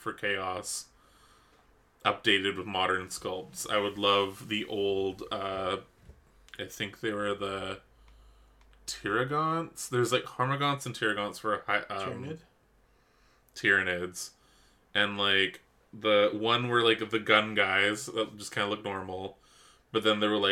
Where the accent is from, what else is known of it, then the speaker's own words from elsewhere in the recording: Canada; I'm Canadian.